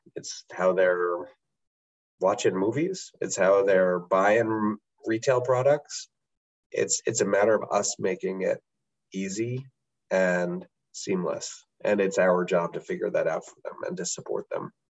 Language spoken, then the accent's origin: English; United States; as a American